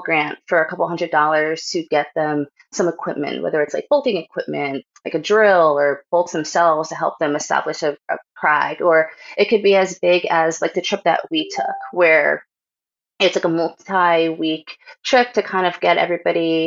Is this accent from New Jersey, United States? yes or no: no; Kingston, New York, United States; moved away; also born or lived in New Hampshire; Grew up mid-state New York in Kingston